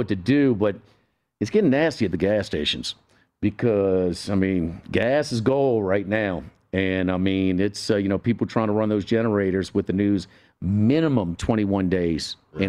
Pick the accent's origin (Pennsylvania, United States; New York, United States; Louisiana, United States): Louisiana, United States; New Orleans; now in Baton Rouge, United States; I grew up in New Orleans and I live in Baton Rouge. I've been in South Louisiana my whole life